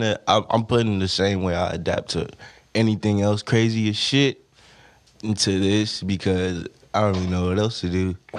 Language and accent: English; Stockton, California, United States; I'm from everywhere, but I grew up in Stockton.